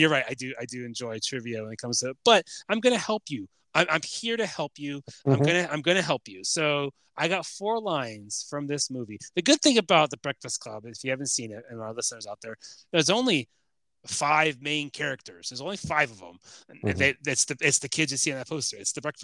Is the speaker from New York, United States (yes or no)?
no; Chicago, Illinois, United States; I'm from Chicago